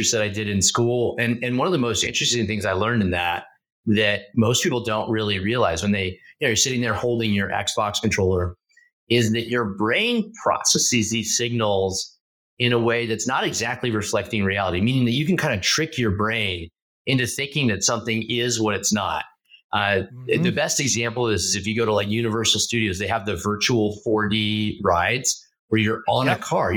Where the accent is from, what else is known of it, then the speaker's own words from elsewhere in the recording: Southern Oregon, United States; now in Bay Area, United States; growing up in Southern Oregon. I grew up in a really small rural town